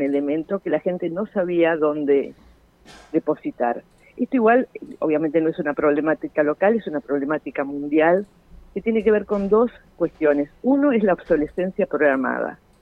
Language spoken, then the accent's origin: Spanish; Argentina; como argentinos